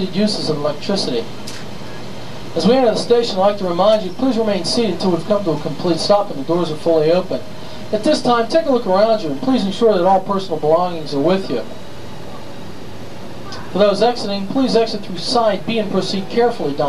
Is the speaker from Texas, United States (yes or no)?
no; Pittsburgh, Pennsylvania, United States; now in Louisiana, United States; I am not originally from Louisiana. I'm originally from Pittsburgh, Pennsylvania